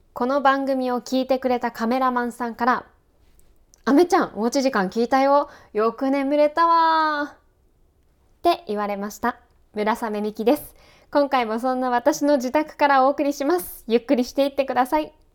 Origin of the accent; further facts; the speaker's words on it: Kanagawa, Japan; 私も神奈川県出身なので